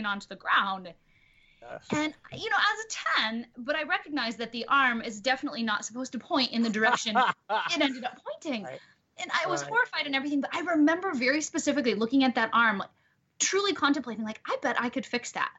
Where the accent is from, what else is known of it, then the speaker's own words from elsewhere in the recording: Detroit, Michigan, United States; I'm a hometown girl.